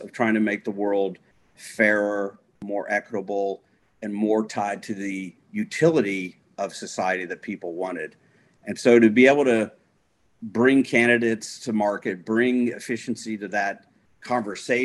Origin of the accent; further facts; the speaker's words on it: Atlanta, Georgia, United States; I grew up in Atlanta, Georgia